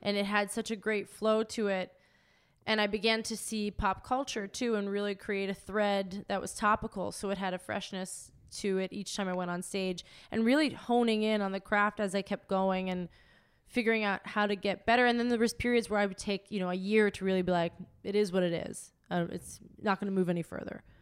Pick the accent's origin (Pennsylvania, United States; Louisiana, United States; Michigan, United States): Pennsylvania, United States; McKees Rocks; now in Los Angeles, United States; I grew up in McKees Rocks